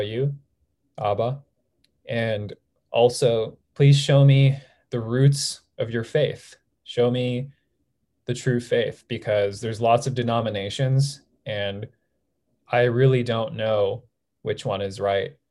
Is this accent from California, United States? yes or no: yes; Southern California, United States; I grew up in Southern California my whole life.